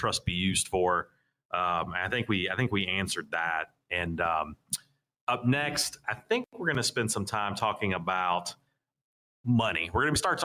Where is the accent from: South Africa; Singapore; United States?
United States; Raleigh, North Carolina; I'm originally from the South Raleigh area here